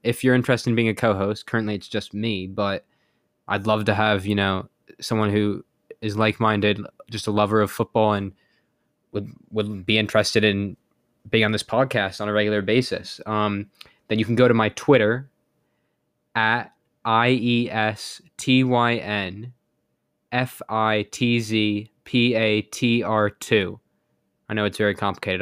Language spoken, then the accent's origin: English; United States; I'm American